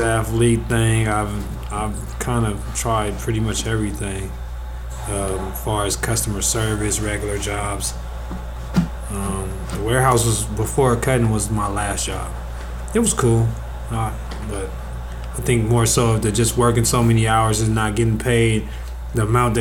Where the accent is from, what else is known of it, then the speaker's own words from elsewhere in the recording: Los Angeles, California, United States; I'm from South Central Los Angeles, California. Pretty much came from the street area